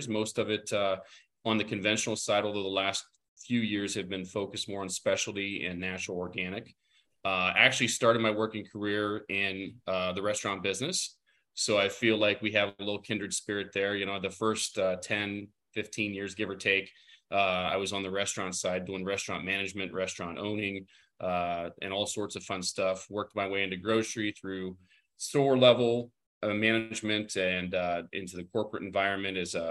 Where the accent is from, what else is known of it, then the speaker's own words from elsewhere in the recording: Ohio, United States; I'm born and raised in Ohio